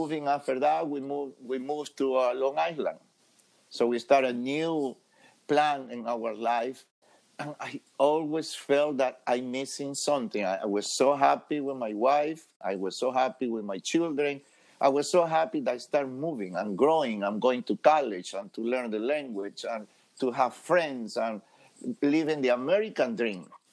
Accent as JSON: {"language": "English", "country": "Ecuador", "second_language": "English", "moved": "as an adult", "lives_now": "United States", "said": "I am from Ecuador, South America, beautiful country"}